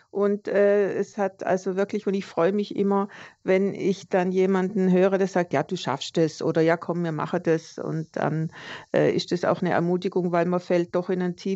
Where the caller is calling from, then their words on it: Konstanz, Baden-Württemberg, Germany; Guten Tag, hier ist … aus Konstanz.